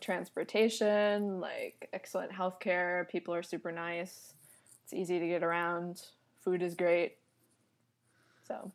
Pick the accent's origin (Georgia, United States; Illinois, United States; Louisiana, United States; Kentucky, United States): Georgia, United States; Atlanta; accent: American; moved away; also born or lived in Taipei; I was, um, born and raised in Atlanta, Georgia